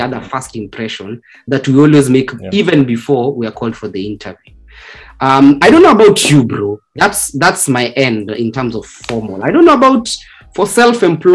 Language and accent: English; Kenya; being Kenyan